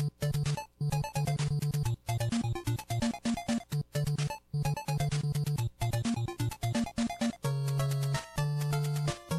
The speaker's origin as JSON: {"language": "English", "region": "Indiana", "country": "United States", "said": "we are four guys from Indiana"}